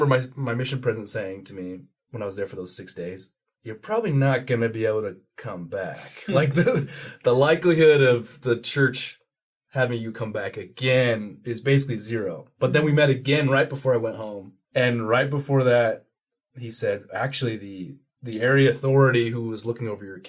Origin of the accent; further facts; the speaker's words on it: Utah, United States; also born or lived in Washington, D.C.; I moved all over. I lived in Utah for most of my childhood, and then I lived out in D.C.